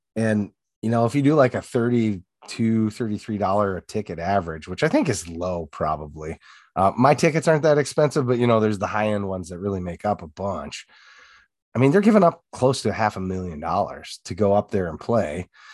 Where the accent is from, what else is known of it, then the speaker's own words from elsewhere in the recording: Sioux Falls, South Dakota, United States; also born or lived in Hartford, South Dakota; from South Dakota, originally born and raised in Sioux Falls.